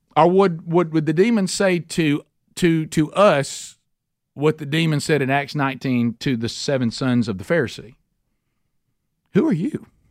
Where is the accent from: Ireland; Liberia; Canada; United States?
United States; Oxford, Alabama; in Oxford, Alabama. That's my hometown